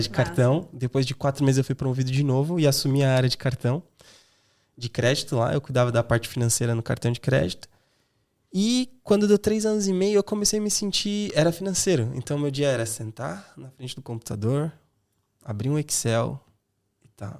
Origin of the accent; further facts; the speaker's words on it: São Paulo, Brazil; moved away as an adult; now in Ireland; Eu sou de São Paulo, da zona leste de São Paulo